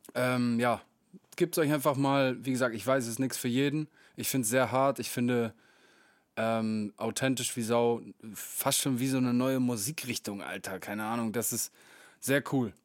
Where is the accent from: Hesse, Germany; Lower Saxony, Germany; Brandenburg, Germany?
Lower Saxony, Germany; Meppen; in den Kneipen meiner Heimatstadt